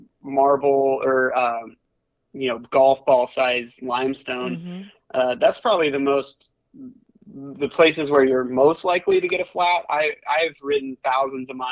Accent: western Iowa, United States; I grew up in Iowa, actually, on the western side of the state.

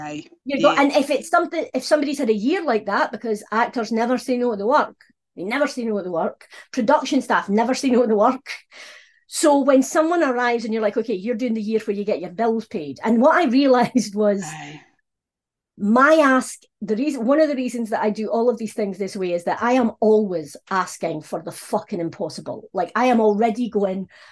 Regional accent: Scotland, United Kingdom; being Scottish was a problem

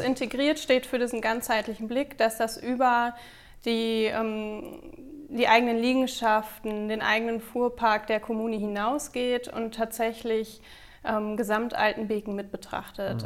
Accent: Bad Driburg, North Rhine-Westphalia, Germany; Ich bin in Bad Triburg auf dem Xava zur Schule gegangen

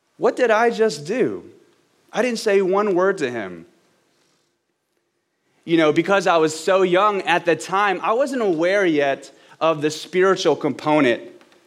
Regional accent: Baton Rouge, Louisiana, United States; moved away as an adult; also born or lived in Los Angeles; now in Austin, United States; I'm from Baton Rouge, Louisiana, and as much as I love my hometown

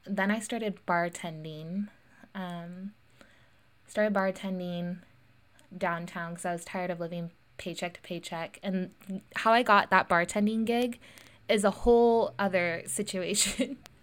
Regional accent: Lincoln, California, United States; also born or lived in Santa Cruz, California; I grew up in Lincoln, California, uh, and I went to Lincoln High School

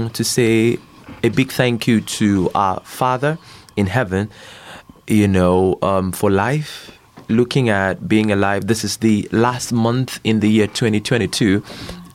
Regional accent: Akwa Ibom, Nigeria; I'm from Nigeria

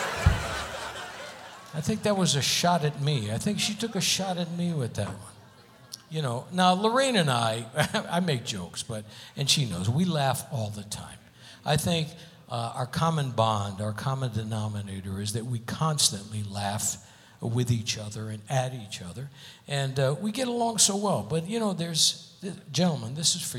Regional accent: Hartford, Connecticut, United States; now in Las Vegas, United States; my hometown, Hartford, Connecticut

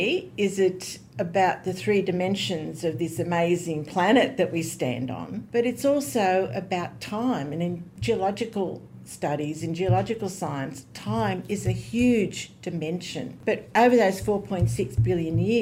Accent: Goulburn, New South Wales, Australia; also born or lived in Cootamundra, Australia / London, United Kingdom / Sydney, Australia; I was born in Cootamundra. Early in my life, I moved to Goulburn

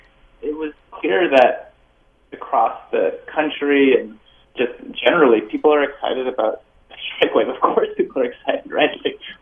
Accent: Bay Area, California, United States; moved away as an adult; now in East Coast, United States; But I'm from the Bay Area

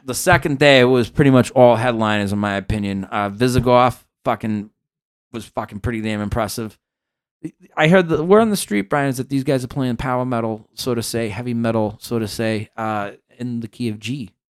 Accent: Massachusetts, United States; moved away as an adult; now in California, United States

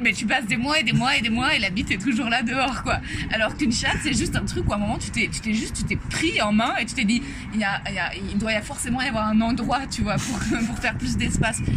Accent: Paris, Île-de-France, France; je suis née à Paris, j'ai grandi à Paris, j'ai fait mon collège, mon lycée

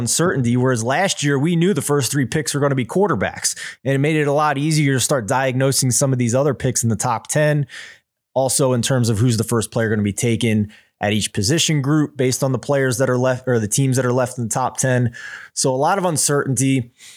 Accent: Philadelphia, Pennsylvania, United States; I'm from Philadelphia

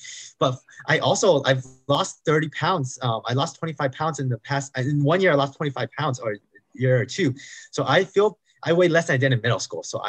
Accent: California, United States; I grew up in America. I was born in California. So I grew up eating McDonald's, fast foods, frozen foods, popcorn chicken, pizza bites, lean cuisine.

